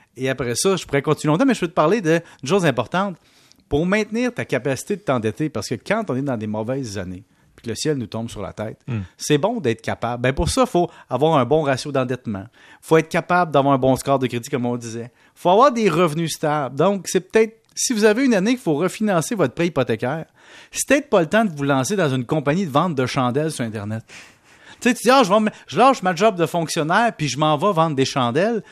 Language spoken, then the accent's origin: French; Canada; nous, au Canada